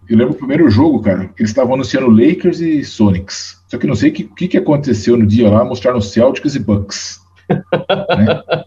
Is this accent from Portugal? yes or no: no; Rio Claro, São Paulo, Brazil; Eu sou de Rio Claro, né? Sou nascido lá e morei boa, muito boa parte do tempo da, lá